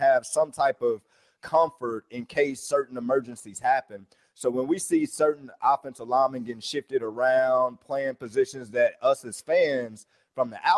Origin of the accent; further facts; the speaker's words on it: Alabama, United States; I'm from Alabama